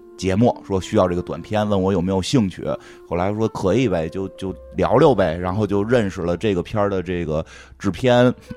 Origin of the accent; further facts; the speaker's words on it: Beijing, China; 实际上我并不是老北京人，我属于新北京人，我这代是在这儿长大的